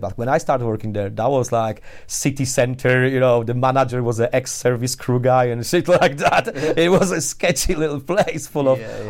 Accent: Poland; English is a second language; moved away as an adult; also born or lived in Warsaw; now in Leeds, United Kingdom; I'm one of the first Poles which moved to UK after we joined European Union

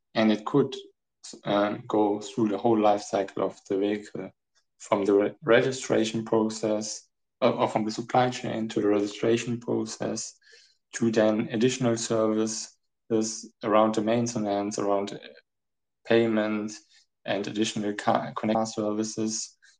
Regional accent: Germany; also born or lived in Frankfurt; I'm from Germany. Uh, I'm located in Frankfurt

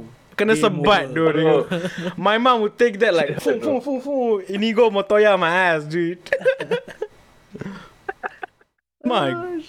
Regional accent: Sarawak, Malaysia; moved away; I grew up in Sarawak last time, man.

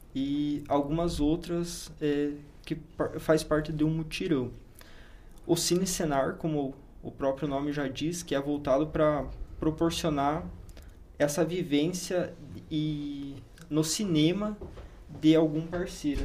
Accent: Paraná, Brazil; now in Lucas do Rio Verde, Brazil; eu sou do Paraná. Paraná.

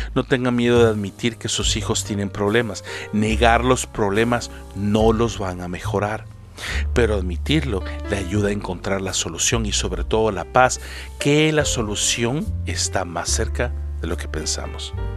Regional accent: El Salvador; moved away as an adult; now in Canada; Salí de El Salvador y no sabía nada de inglés.

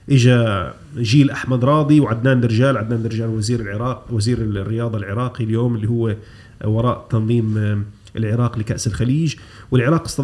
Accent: Jordan; also born or lived in Kuwait; انا كنت مولود في الكويت انتقلت الى الاردن عمري سبع سنوات او ثمان سنوات لكن مرحلتي الطفوله المبكره

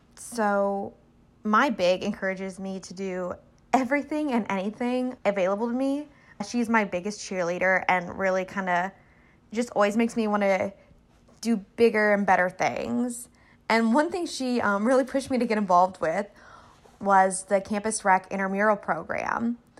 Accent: Little Rock, Arkansas, United States; moved away; I am originally from Little Rock, Arkansas

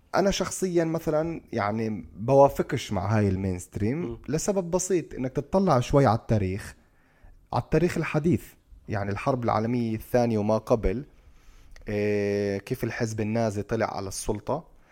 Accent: Palestine; احنا كفلسطينيين

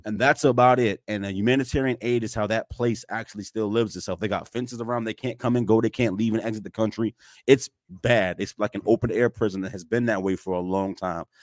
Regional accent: United States; I'm an American

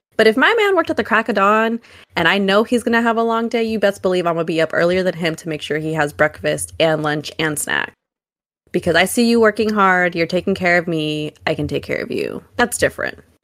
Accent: Oakland, California, United States; I'm from Oakland

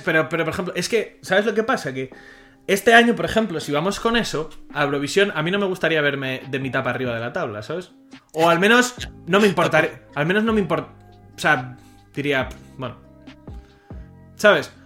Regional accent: Spain; Como español

